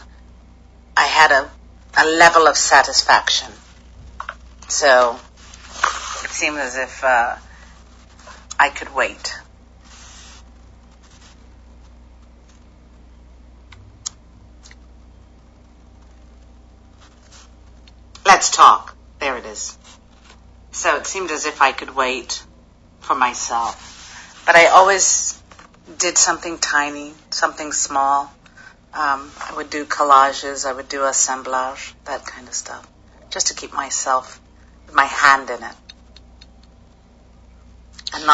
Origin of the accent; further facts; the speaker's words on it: Hastings, South East England, United Kingdom; now in New York, United States; I grew up in Hastings, in Sussex.